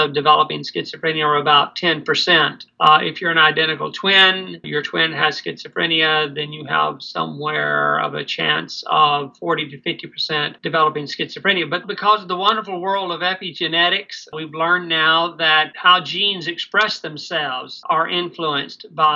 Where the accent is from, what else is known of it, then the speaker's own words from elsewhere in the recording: Birmingham, Alabama, United States; moved away as an adult; also born or lived in Manitoba, Canada; now in Canada; I was born in Birmingham, Alabama in 1952 and moved to Canada in 1985